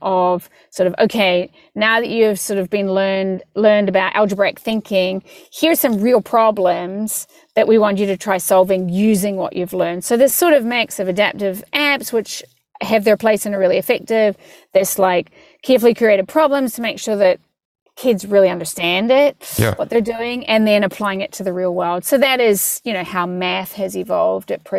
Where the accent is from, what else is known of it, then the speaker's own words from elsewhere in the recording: New Zealand; moved away; I'm from New Zealand